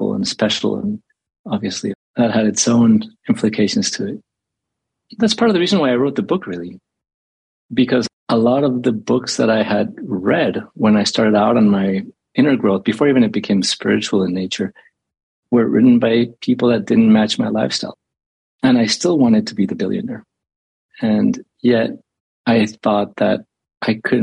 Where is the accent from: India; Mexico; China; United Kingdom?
Mexico; Mexico City; I grew up in Mexico City